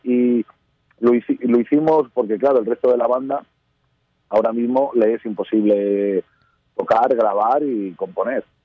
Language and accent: Spanish; Madrid, Community of Madrid, Spain; Parque Sur somos cinco amigos de Madrid, de casi 40 años